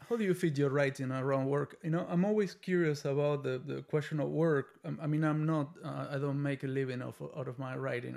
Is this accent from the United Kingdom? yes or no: no; Argentina; now in United States; I'm from Argentina